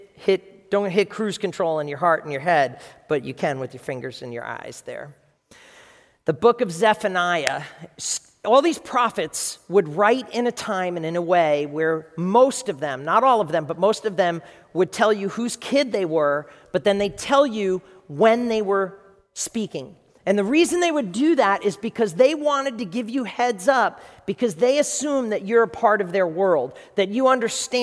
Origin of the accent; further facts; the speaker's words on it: New York, United States; And that's New York. That's my hometown